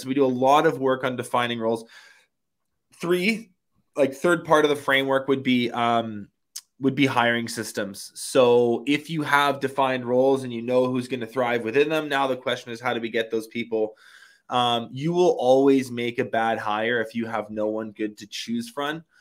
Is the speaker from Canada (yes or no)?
yes; Canada; also born or lived in Kelowna, British Columbia; I live in Kelowna, B C. I'm Canadian